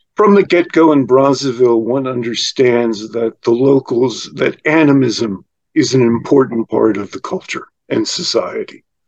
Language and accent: English; United States; I'm an American